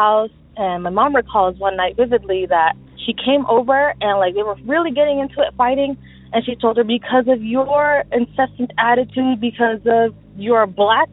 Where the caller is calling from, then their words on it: Southern California, United States; also born or lived in Mexico City, Mexico; I'm calling from SoCal